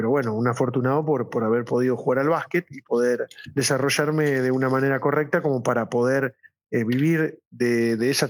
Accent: Gálvez, Santa Fe, Argentina; born there; yo nací en Galvez, soy hijo de un trabajador de toda la vida desde Sancor

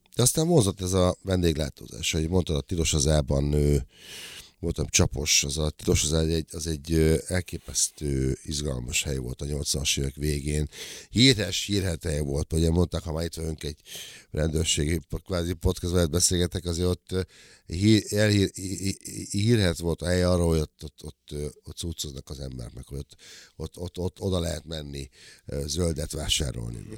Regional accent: Nyírbátor, Szabolcs-Szatmár-Bereg, Hungary; moved away; Én Nyírbátorban nőttem föl, 70-ben születtem

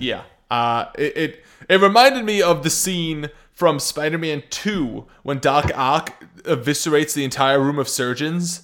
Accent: United States; I'm American

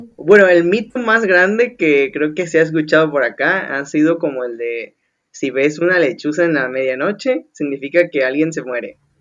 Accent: Veracruz, Mexico; Yo como jarocho veracruzano

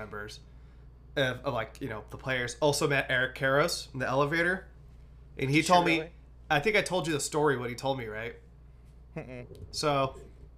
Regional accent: Antioch, California, United States; I'm from Antioch

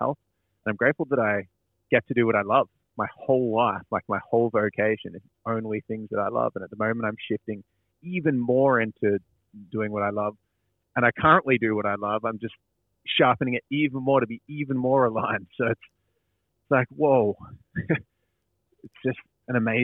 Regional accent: Dingley Village, Victoria, Australia; Dingley Village, which is a cute little kind of bogan town. Village? It's like, it's in the metropole, but it's like near Frankston in Melbourne

